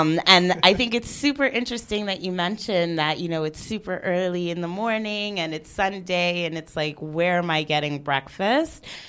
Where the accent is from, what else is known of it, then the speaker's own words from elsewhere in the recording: New York, United States; now in Geneva, Switzerland; I am the New Yorker and the real foreigner to Geneva.